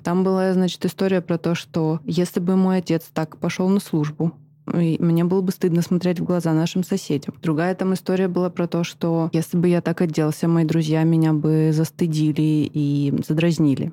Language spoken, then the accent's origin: Russian; Karaganda, Karaganda Region, Kazakhstan; moved away; я выросла в Казахстане, в городе Караганда